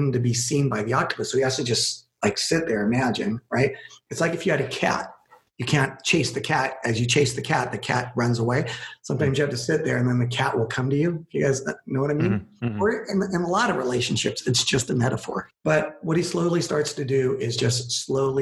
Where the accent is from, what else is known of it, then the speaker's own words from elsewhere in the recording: California, United States; I am from California